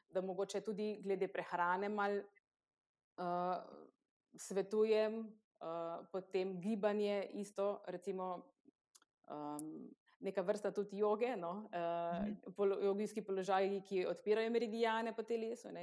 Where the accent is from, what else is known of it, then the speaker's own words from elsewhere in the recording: Kostanjevica na Krki, Slovenia; prihajam iz Kostanjevice na Krki